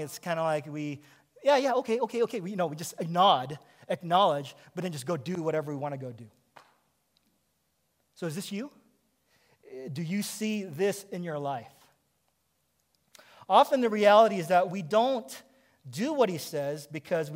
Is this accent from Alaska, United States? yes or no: yes; Kodiak, Alaska, United States; moved away; I grew up on Kodiak Island in Alaska